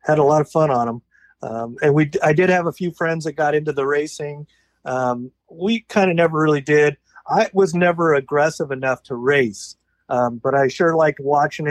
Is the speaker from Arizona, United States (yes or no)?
no; San Diego, California, United States; also born or lived in Bremerton, Washington; I was born in San Diego, California. And except for maybe 2 or 3 years, I've always been here in Southern California, in the San Diego area.